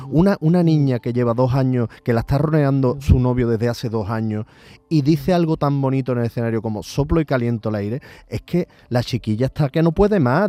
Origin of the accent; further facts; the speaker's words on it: Andalusia, Spain; nosotros como, cultura andaluces